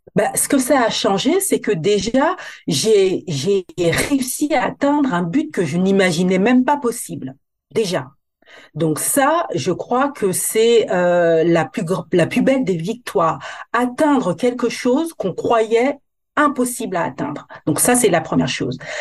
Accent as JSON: {"language": "French", "country": "Guadeloupe", "said": "je suis originaire de la Guadeloupe, donc euh, je, je suis antillaise"}